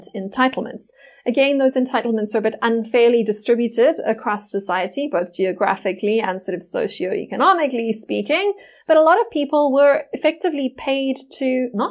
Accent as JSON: {"language": "English", "country": "South Africa", "said": "as a South African"}